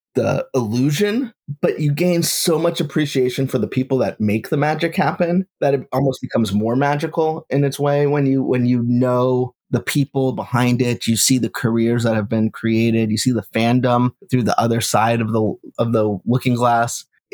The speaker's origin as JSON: {"language": "English", "area": "Bay Area", "region": "Northern California", "country": "United States", "tie": "born or raised there", "also_born_or_lived": "Los Angeles, California", "said": "I grew up in the Bay Area, which is Northern California."}